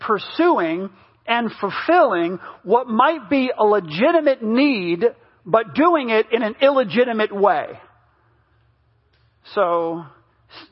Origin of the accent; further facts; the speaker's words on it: United States; moved away; I grew up in New York, New Jersey when I was younger